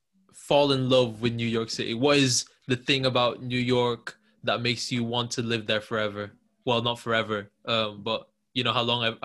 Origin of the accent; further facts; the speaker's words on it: the north of England, United Kingdom; I'm obviously from the North.